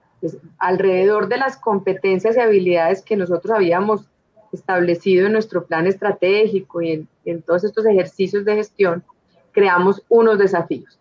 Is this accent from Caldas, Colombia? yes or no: yes; Manizales, Caldas, Colombia; yo soy de Manizales, una familia con raíces paisas